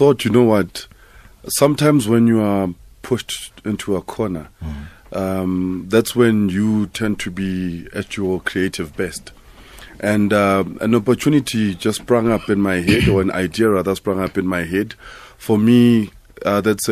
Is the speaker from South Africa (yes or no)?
yes; South Africa; as a South African